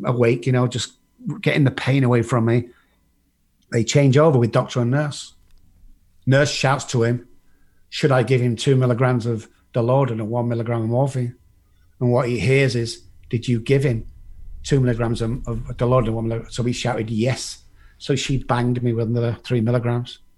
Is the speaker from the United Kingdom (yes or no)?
yes; England, United Kingdom; moved away as an adult; also born or lived in Dallas, Texas; now in United States; I'm from England.